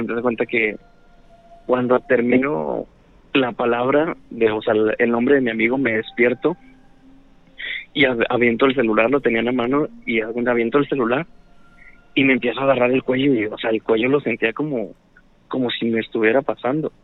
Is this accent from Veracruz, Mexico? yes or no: no; Guadalupe, Nuevo León, Mexico; De acá de Guadalupe, Nuevo León